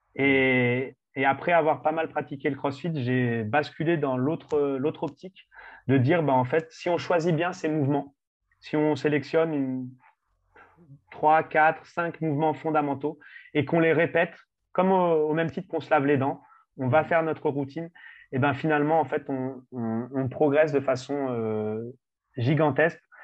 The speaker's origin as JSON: {"language": "French", "country": "France", "said": "en tant que Français"}